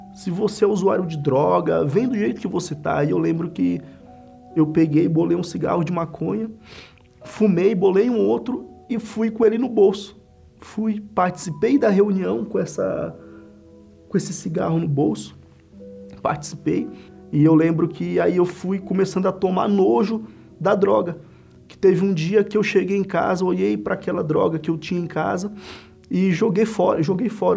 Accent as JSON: {"language": "Portuguese", "town": "Central", "region": "Maranhão", "country": "Brazil", "tie": "born or raised there", "also_born_or_lived": "São Luís, Maranhão", "moved": "as an adult", "lives_now": "São Paulo, Brazil", "said": "Sou natural de São Luís, né, Maranhão, mas me criei no interior do estado, uma cidade chamada Central né, que fui criado pelos meus avós"}